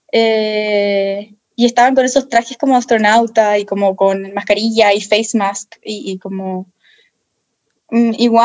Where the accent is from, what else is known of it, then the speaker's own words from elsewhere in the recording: Chile; Y yo, como soy nacional, como soy chilena, no me pueden negar la entrada a mi país, obviamente.